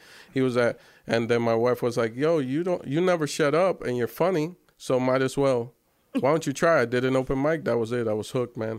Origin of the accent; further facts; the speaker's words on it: Miami, Florida, United States; So when I grew up in Miami, so when he would come to Miami and they would do like How Can I Be Down or the Source Music Weekend, I would be doing street promos and passing out.